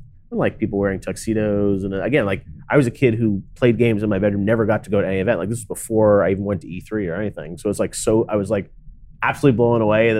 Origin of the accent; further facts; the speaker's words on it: Toronto, Ontario, Canada; I was a kid growing up in Toronto, Canada